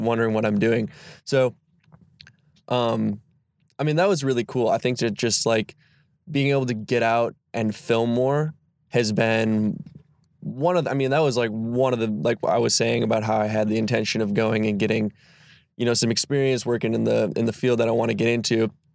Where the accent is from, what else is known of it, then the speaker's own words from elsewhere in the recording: Sister Bay, Wisconsin, United States; also born or lived in Milwaukee; I'm a Door County native. Um, I wouldn't say born and raised, but I was raised definitely in Sister Bay